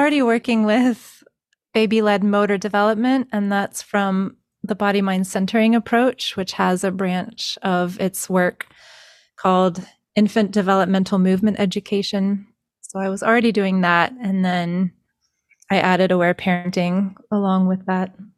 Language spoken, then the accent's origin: English; North Carolina, United States; also born or lived in Colorado; now in Texas, United States; I'm from North Carolina, which is East Coast, and I live in Texas now